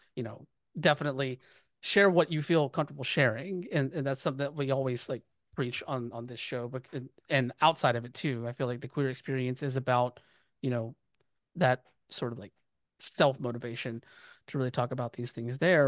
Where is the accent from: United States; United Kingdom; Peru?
United States; the South; I'm growing up in the South